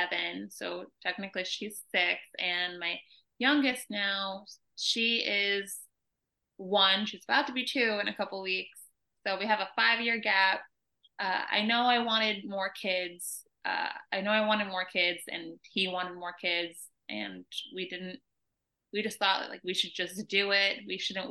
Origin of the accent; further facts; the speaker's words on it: New York, United States; moved away as an adult; also born or lived in California; now in Atlanta, United States; We're originally from New York